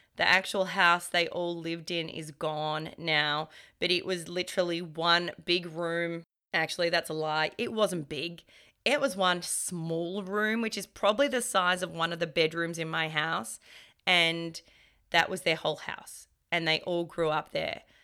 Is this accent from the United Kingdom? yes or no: no; Australia; I would say I'm Australian, born and raised, even though my parents are both from Europe.